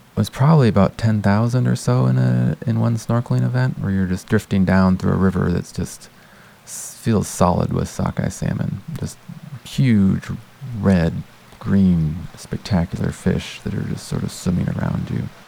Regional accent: United States; moved away as an adult; now in Canada; Growing up in the United States

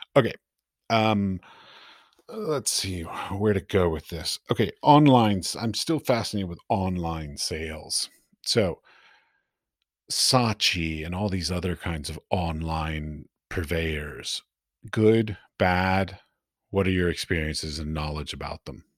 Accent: United States; moved away as an adult; also born or lived in Middle East; now in Prague, Czech Republic; I'm from the United States

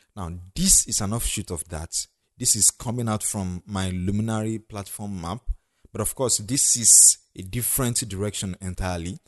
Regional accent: Ondo, Nigeria; the state I come from, Ondo State

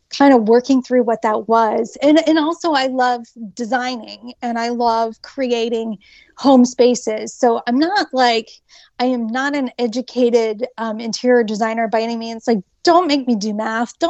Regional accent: Hilliard, Ohio, United States; also born or lived in Upper Arlington, Ohio; It is where I grew up in Upper Arlington as well as Hilliard. And I graduated from Hilliard High School

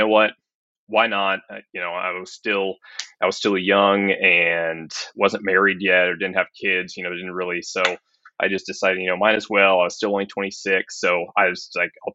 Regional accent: Atlanta, Georgia, United States; moved away as an adult; also born or lived in Greenville, South Carolina; born and raised in Atlanta, Georgia, and just grew up a sports fanatic kid

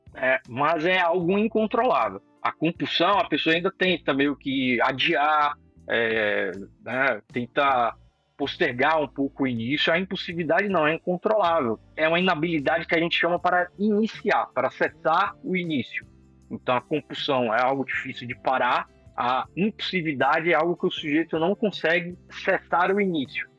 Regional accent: Salvador, Bahia, Brazil; moved away as an adult; now in São Paulo, Brazil; sou de Salvador, Bahia.

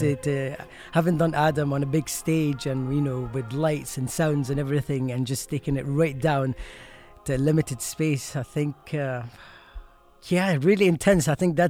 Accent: Egypt; English is a second language; moved away as an adult; Yeah, oh yeah, I was born in Egypt and I left there just as soon as I turned 19, actually.

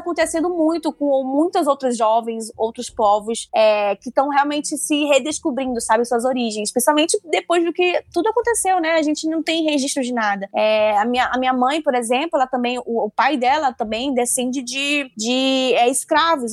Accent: Manaus, Amazonas, Brazil; accent: do norte; Eu sou uma amazonense

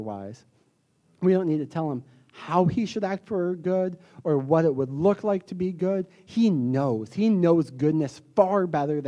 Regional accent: the South, United States; accent: southern; my southern accent

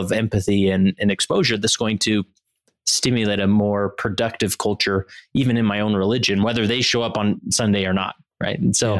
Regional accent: Utah, United States; I'm born and raised in Utah, and there's this desire for me to get out of the bubble.

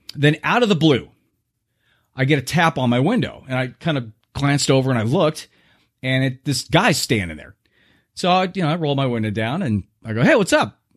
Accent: Southern California, United States; moved away; I was born in Southern California

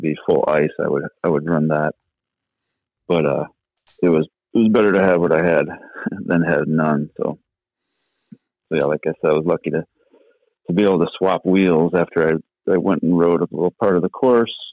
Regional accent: Illinois, United States; I'm from Illinois.

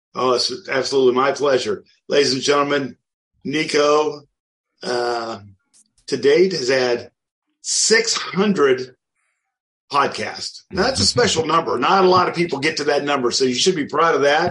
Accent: outside of Wichita, Kansas, United States; I grew up outside of Wichita, Kansas.

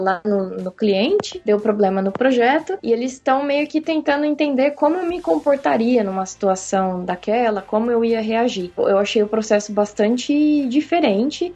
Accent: Urupês, São Paulo, Brazil; moved away as an adult; also born or lived in São Carlos / Campinas; now in London, United Kingdom; eu saí lá do interior de São Paulo, é uma cidadezinha que se chama Urupês

